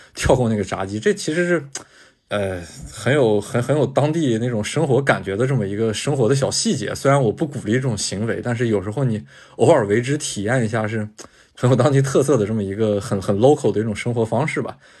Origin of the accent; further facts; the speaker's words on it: China; 我是中国来的